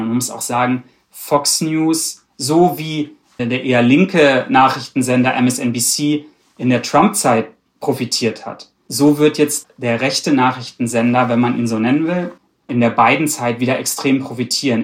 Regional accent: Germany; ich bin aus Deutschland

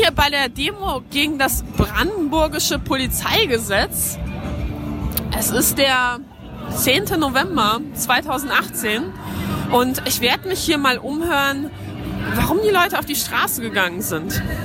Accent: Poland; now in Germany; ich bin auch Ausländer, ich bin in Polen geboren worden

